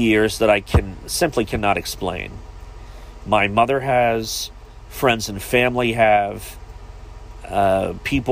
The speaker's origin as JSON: {"language": "English", "town": "Beaver", "region": "Ohio", "country": "United States", "tie": "born or raised there", "also_born_or_lived": "Givens, Ohio", "said": "I was born in southern Ohio. A small village known as Beaver is where I was raised"}